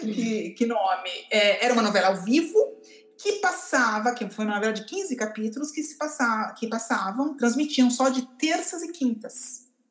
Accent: Brazil; nós, como brasileiros

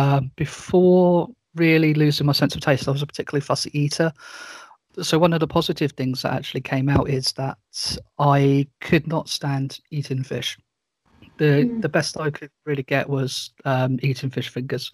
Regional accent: Portsmouth, South East England, United Kingdom; also born or lived in west coast of Scotland; now in Scotland, United Kingdom; I originally come from a small town, or well, city called Portsmouth. That's in the far south of the UK

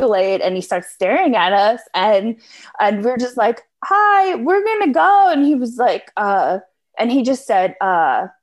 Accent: United States; being an American

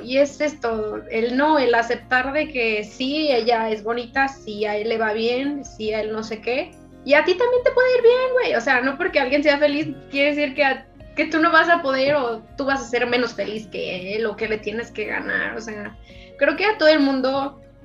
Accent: Guanajuato, Mexico; Yo crecí en un estado en Guanajuato muy bello

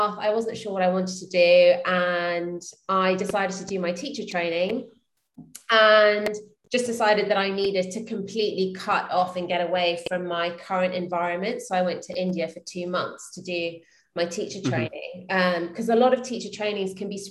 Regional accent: London, United Kingdom; moved away as an adult; now in Austin, United States; I'm from London. So I moved here 3 years ago after I got married

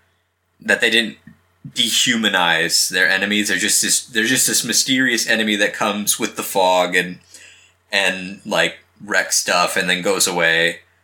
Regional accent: United States; I'm from America.

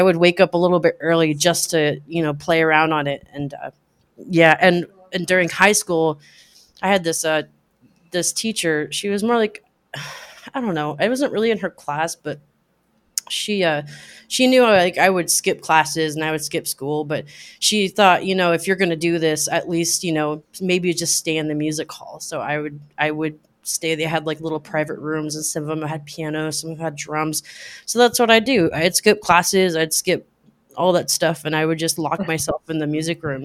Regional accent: Anchorage, Alaska, United States; moved away as an adult; also born or lived in Talkeetna, Alaska; now in Seattle, United States; I'm from Alaska

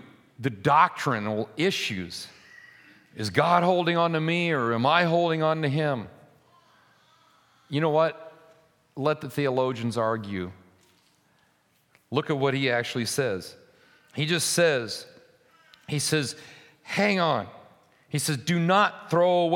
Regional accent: United States; We live in an anomaly as American Christians

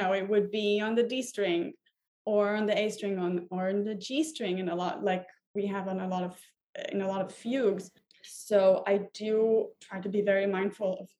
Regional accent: Tel Aviv, Tel Aviv District, Israel; moved away as an adult; also born or lived in Hamburg, Germany; now in New York City, United States; I was born and raised in Israel, in Tel Aviv specifically.

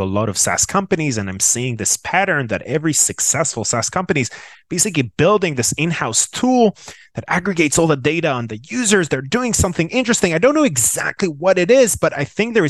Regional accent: Tel Aviv, Tel Aviv District, Israel; born and raised in Tel Aviv, Israel

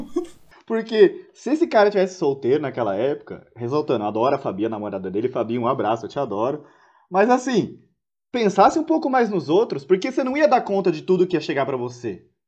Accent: Santos, São Paulo, Brazil; como eu sou de Santos

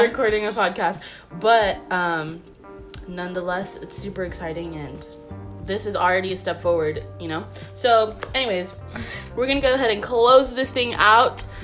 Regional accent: Florida, United States; we're both Puerto Ricans. But three, we were raised here in Florida

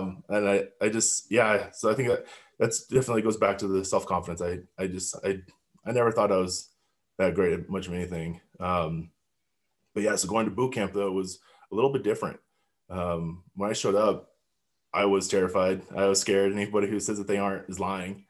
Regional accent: Highlands Ranch, Colorado, United States; I grew up in Highland Ranch, Colorado.

